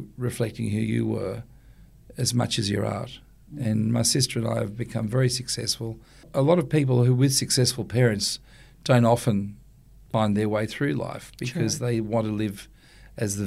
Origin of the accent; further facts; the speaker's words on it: Sydney, New South Wales, Australia; also born or lived in Ku-ring-gai Chase National Park / Victoria / Europe; I grew up in Watson's Bay essentially, but we had a beautiful big house in the Ku'ring'ar National Park, and we lived in the countryside in Victoria, and we lived, you know, in tiny villages in Europe